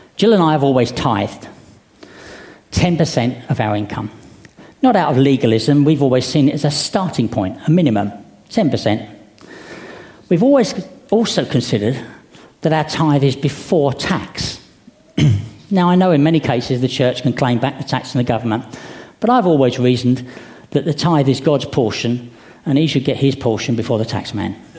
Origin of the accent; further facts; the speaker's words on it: United Kingdom; Being British